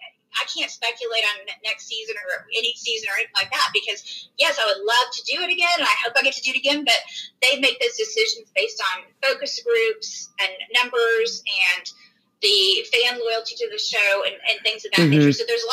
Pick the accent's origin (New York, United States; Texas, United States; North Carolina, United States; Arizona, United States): Texas, United States; we live in the South and because we're from Texas